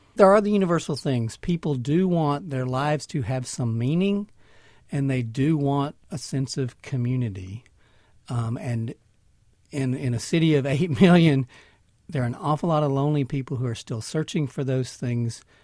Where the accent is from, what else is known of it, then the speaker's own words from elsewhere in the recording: Mississippi, United States; moved away as an adult; now in New York, United States; I grew up in Mississippi, where my father, uh, was a Southern Baptist pastor